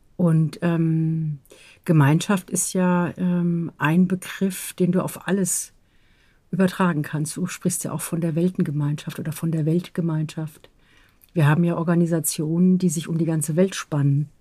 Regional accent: Southern Germany, Germany; ich bin auch aus dem Süden

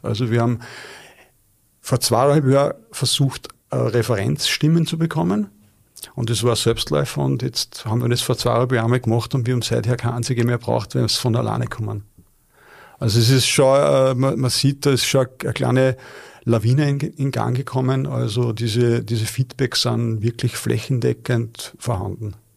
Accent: Linz, Upper Austria, Austria; als Linzer

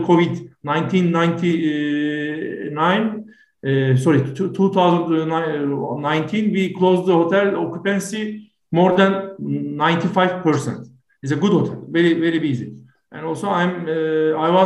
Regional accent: Turkey; from Turkey.

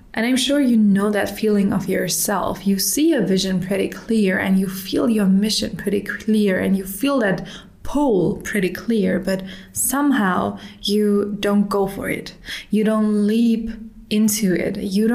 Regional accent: Germany; English is a second language; now in Dubai, United Arab Emirates; In 2022, I emigrated from Germany to Dubai. And in Dubai, everyone is speaking English, and I'm a pretty fluent speaker.

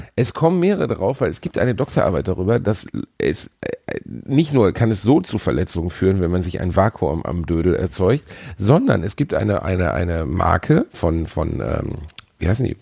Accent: Gelsenkirchen, North Rhine-Westphalia, Germany; meiner Heimatstadt Gelsenkirchen

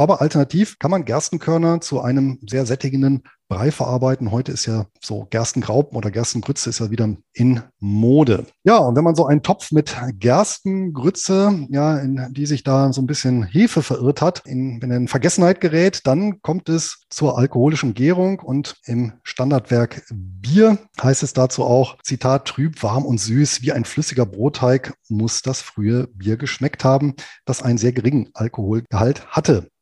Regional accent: southern Lower Saxony, Germany; hier in meiner Heimatregion in Südniedersachsen

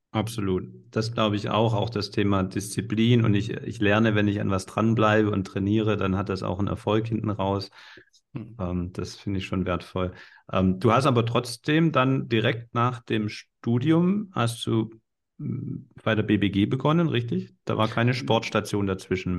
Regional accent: Swabia, Baden-Württemberg, Germany; accent: Swabian

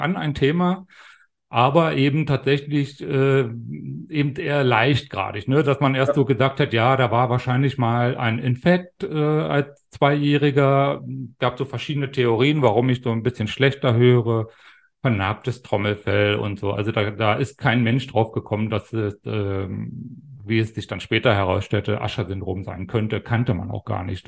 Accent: GDR, Brandenburg, Germany; ich bin ja ein Kind der DDR sozusagen, bin 72 in der, in der DDR in Brandenburg geboren

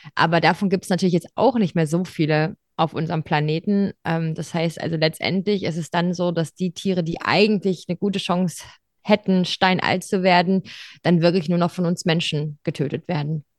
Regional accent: Ruhr area, North Rhine-Westphalia, Germany; moved away as an adult; also born or lived in Tübingen / Würzburg; ich bin äh, im Ruhrgebiet aufgewachsen, also relativ weit weg vom Meer.

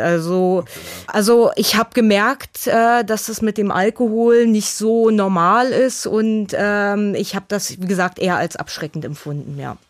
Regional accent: a small town near Berlin, Brandenburg, Germany; ich bin in einer Kleinstadt in der Nähe von Berlin aufgewachsen

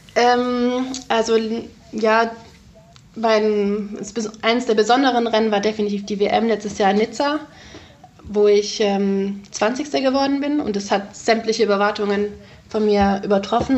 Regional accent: Ravensburg, Baden-Württemberg, Germany; also born or lived in Konstanz; ich komme ja aus Ravensburg ursprünglich

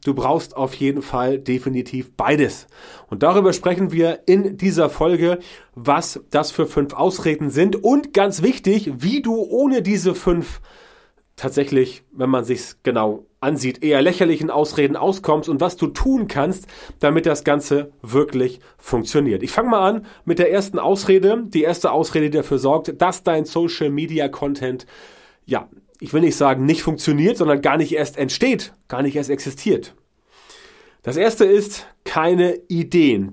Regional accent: Germany; bei uns in Deutschland

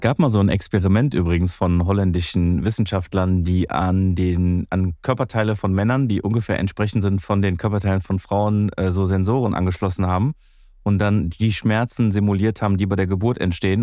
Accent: Greece; bei uns in Griechenland

